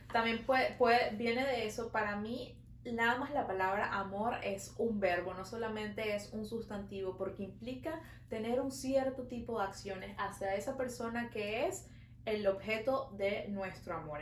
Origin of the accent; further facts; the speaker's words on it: Venezuela; now in Montreal, Canada; Nosotras somos dos amigas venezolanas viviendo en Montreal